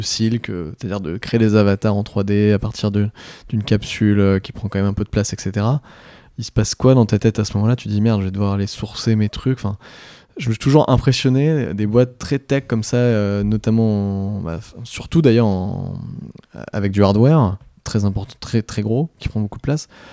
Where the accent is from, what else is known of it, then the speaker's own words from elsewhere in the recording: France; en tant que Français